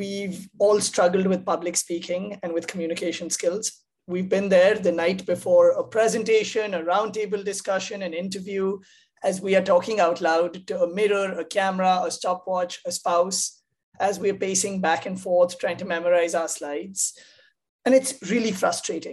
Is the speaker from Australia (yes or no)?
no; India; moved away as an adult; now in United States; I grew up in India